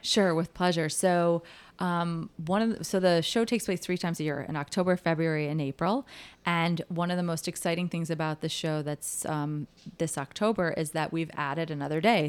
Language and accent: English; Chicago, Illinois, United States; moved away as an adult; now in New York City, United States; I grew up in Chicago, and, um, I knew that I was not gonna live in Chicago as an adult